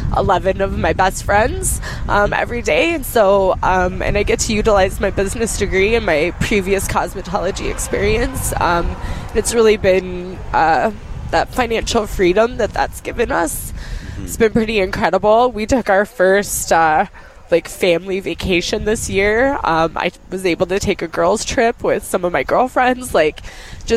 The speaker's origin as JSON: {"language": "English", "region": "Colorado", "country": "United States", "tie": "born or raised there", "moved": "as an adult", "lives_now": "Minnesota, United States", "said": "I grew up in Colorado and just had a turbulent childhood, and just through career changes ended up in Minnesota"}